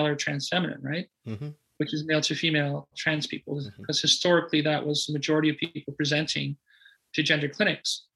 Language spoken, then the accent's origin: English; Sudbury, Ontario, Canada; I grew up in Sudbury, Ontario.